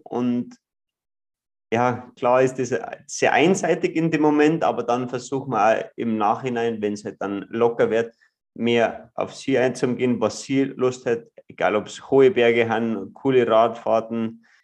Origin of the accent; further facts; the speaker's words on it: Ruhpolding, Bavaria, Germany; ich bin äh, aus Ruppolding im Süden von Bayern groß geworden, an einem Skilift aufgewachsen